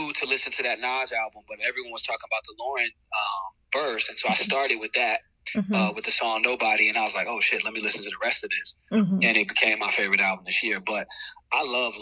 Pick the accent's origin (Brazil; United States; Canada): United States; North Carolina; accent: Southern; now in Peoria, United States; I'm from the South, right? So I'm from North Carolina. I'm a Southerner